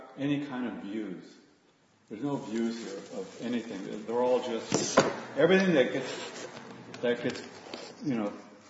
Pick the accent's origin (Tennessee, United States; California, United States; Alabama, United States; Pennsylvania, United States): California, United States; Los Angeles; born there; because I was born in Aliso Village.